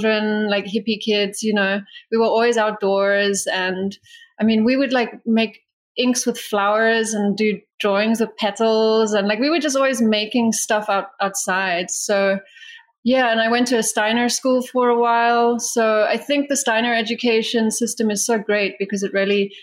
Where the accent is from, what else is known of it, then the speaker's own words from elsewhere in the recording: South Africa; I grew up in South Africa